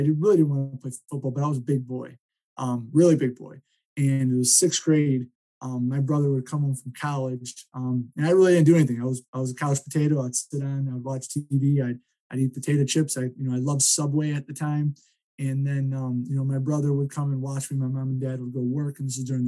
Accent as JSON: {"language": "English", "town": "Cleveland", "region": "Ohio", "country": "United States", "tie": "born or raised there", "said": "growing up in Ohio, great football town, you know, being in Cleveland, I was able, you know, to go to Lake Catholic High School"}